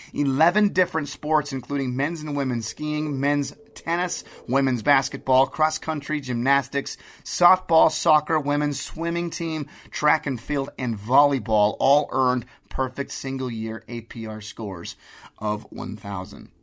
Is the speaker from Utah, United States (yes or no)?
yes; Utah, United States; I'm from Utah